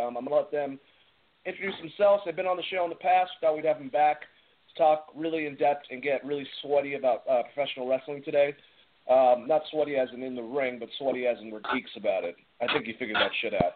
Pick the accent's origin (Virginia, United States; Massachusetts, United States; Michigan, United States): Massachusetts, United States; Boston; accent: Boston; now in Georgia, United States; my original Boston accent